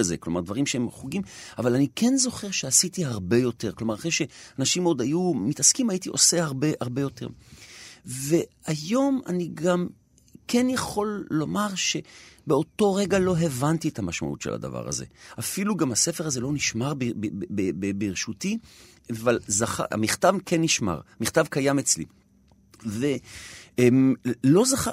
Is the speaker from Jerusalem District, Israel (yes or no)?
yes; Jerusalem, Jerusalem District, Israel; גדלתי בנחלאות